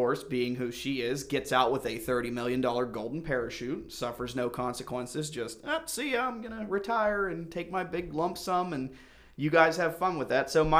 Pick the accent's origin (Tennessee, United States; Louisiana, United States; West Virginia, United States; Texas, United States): West Virginia, United States; moved away; where are you from? Like, West Virginia.